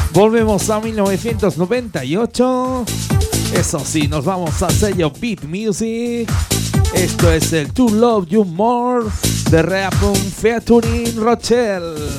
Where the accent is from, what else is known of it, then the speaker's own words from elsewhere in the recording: Gelsa, Aragon, Spain; en mi pueblo, en Gelsa, en la provincia de Zaragoza